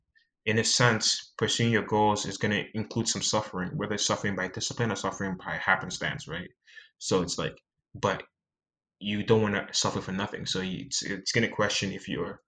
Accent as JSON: {"language": "English", "country": "Nigeria", "said": "I'm Nigerian and you're Nigerian"}